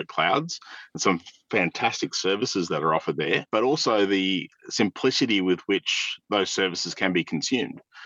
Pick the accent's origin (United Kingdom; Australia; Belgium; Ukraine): Australia; accent: southern; my really southern accent